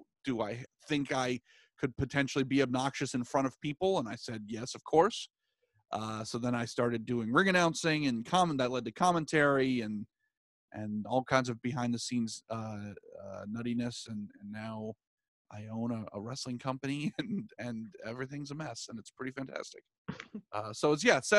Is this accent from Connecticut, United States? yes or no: no; Virginia, United States; I was born in 88. So my parents were, and I was born in Virginia